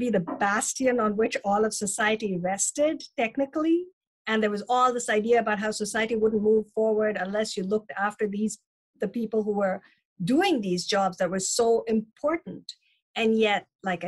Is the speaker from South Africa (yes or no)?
no; India; also born or lived in Chennai, India / Germany; now in United States; although I'm American now, the Indian culture is where I grew up